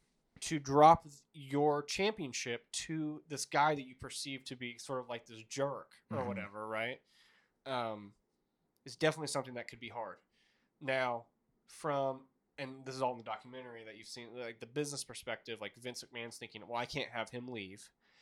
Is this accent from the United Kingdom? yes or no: no; Montreal, Quebec, Canada; I don't want to lose in my hometown of Montreal.